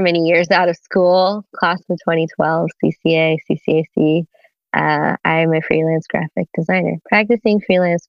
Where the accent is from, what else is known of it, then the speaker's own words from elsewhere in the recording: Washington, District of Columbia, United States; also born or lived in East Coast; Washington, D.C., 1990. grew up only child, Caribbean household. My parents are immigrants from Trinidad and Tobago. I grew up on the East Coast